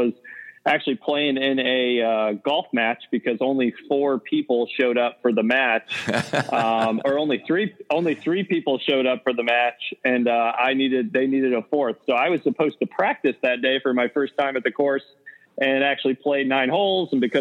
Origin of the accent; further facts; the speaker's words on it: Addison, New York, United States; I grew up in Addison, New York, which is like 25, 30 minutes outside of Corning